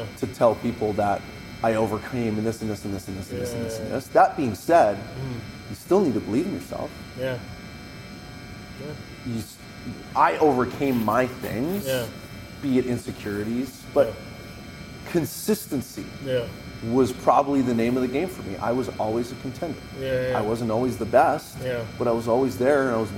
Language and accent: English; Vancouver Island, British Columbia, Canada; So I come from Vancouver Island. I come from a family that did not have a lot of money.